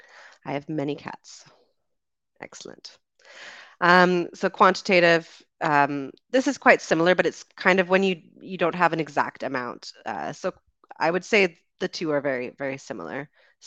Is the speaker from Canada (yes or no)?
yes; Canada; also born or lived in United Kingdom; So I am Canadian and British. So I am a Canadian and British citizen.